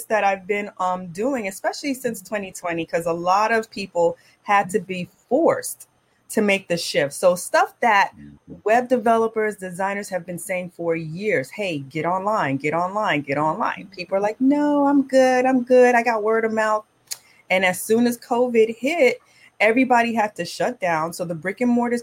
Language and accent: English; Miami, Florida, United States; now in Brooklyn, United States; Born and raised in Miami to Caribbean parents